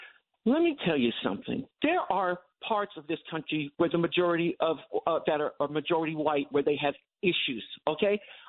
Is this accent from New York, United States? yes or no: yes; Long Island, New York, United States; now in Bronx, New York, United States; I grew up in Long Island.